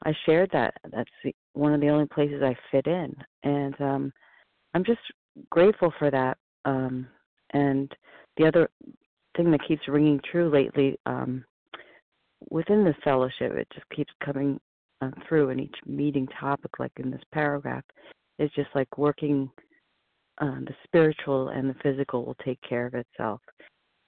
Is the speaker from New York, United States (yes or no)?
yes; New York City, New York, United States; Growing up in Manhattan